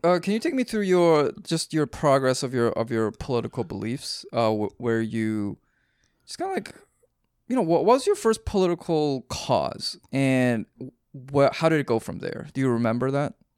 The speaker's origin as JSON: {"language": "English", "town": "Vancouver", "region": "British Columbia", "country": "Canada", "said": "I'm a Canadian, so I was I was up in Vancouver"}